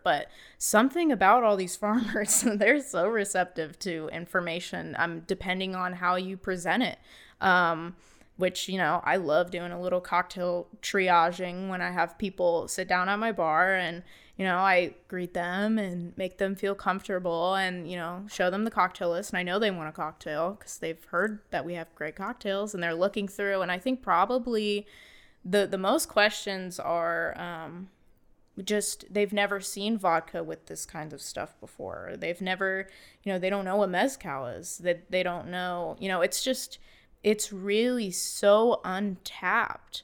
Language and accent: English; Bellefontaine, Ohio, United States; also born or lived in Columbus, Ohio; I grew up in Bell Fountain all my life and, uh, graduated high school there